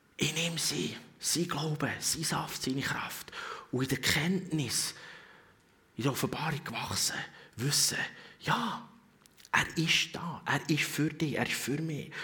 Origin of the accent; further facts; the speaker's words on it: Switzerland; als Schweizer